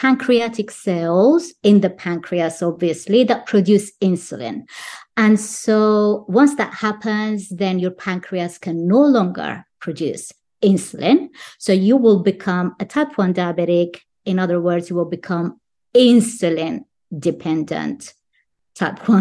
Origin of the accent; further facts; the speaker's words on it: United Kingdom; I'm from the UK